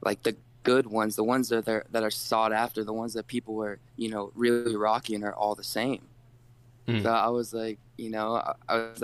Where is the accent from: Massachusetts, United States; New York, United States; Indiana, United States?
Massachusetts, United States; moved away as an adult; now in Arizona, United States; I grew up in Massachusetts